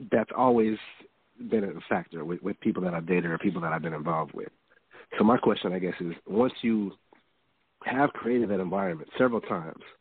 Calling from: Houston, Texas, United States; from from Houston.

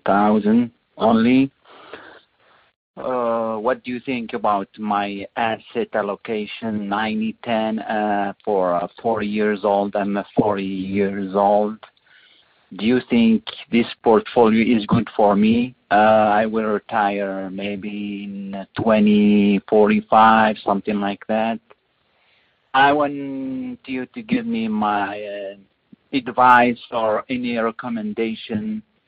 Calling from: Kansas, United States; English is a second language; moved away as an adult; I'm calling from Kansas

